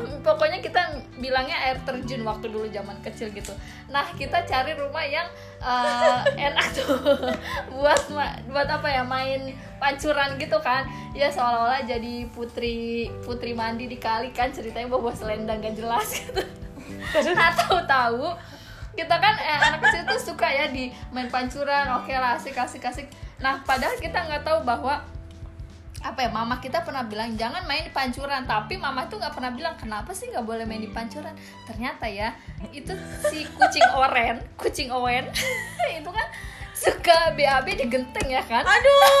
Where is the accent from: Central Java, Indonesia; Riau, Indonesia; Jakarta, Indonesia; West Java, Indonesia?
Jakarta, Indonesia; Betawi; aku dari Betawi